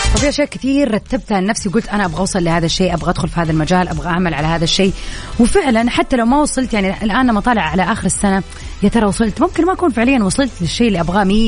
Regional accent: Jeddah, Makkah Province, Saudi Arabia; عندنا بجدة آه، في السعودية

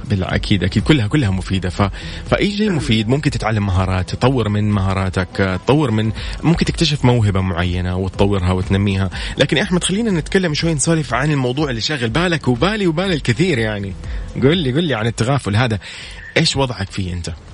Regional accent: Saudi Arabia; نحن عندنا في السعوديه

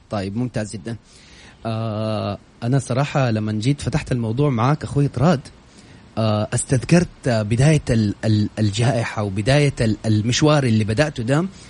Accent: Saudi Arabia; عندنا في السعودية

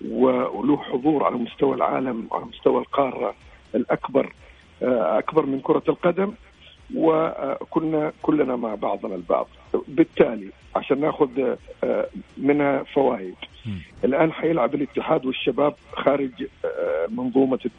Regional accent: Saudi Arabia; لانه هذه اضافه لنا احنا كسعوديين يعني احنا سافرنا ورحنا وجينا

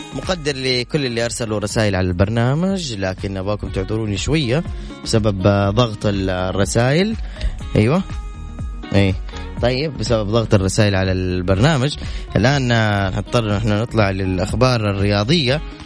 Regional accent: Medina, Medina Province, Saudi Arabia; moved away; مدينه مسقط راسي واهلي وجماعتي

